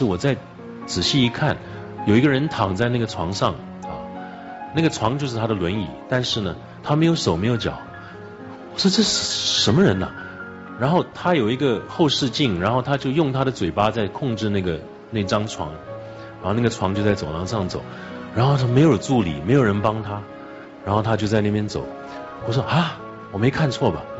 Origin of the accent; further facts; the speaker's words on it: Taiwan; 大家好，我来自台湾啊